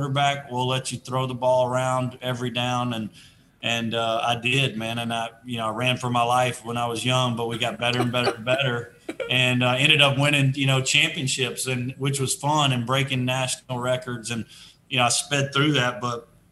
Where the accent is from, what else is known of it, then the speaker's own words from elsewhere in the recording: Shreveport, Louisiana, United States; moved away; also born or lived in Atlanta; the private school situation in my hometown